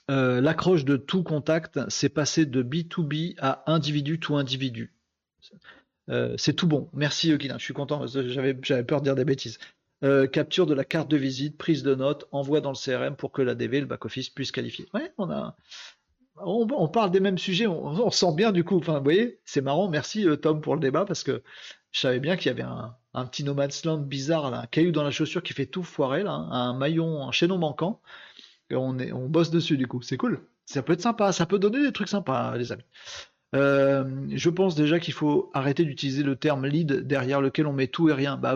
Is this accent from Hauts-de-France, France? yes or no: yes; Hauts-de-France, France; oui, je suis du Nord, ouais, bah oui, c'est pas très distingué.